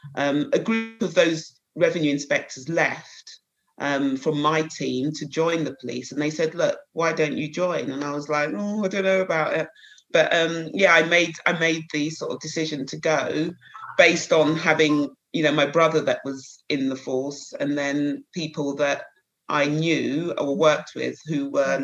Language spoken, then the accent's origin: English; Croydon, London, United Kingdom; I was brought up in Croydon, a little place just outside the town, outside London, local Croydon. Um, so I was born and bred there